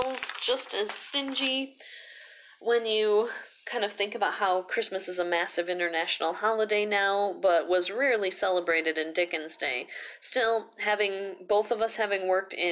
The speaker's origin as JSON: {"language": "English", "country": "United States", "said": "me as an American"}